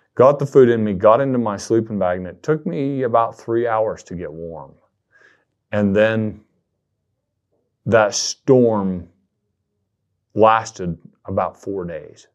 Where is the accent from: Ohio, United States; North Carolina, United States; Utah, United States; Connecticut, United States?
Utah, United States; southern; moved away as an adult; now in Idaho, United States; I was down in the southern part of the state, which is a, a much different place than the population centers in Utah Valley and Salt Lake City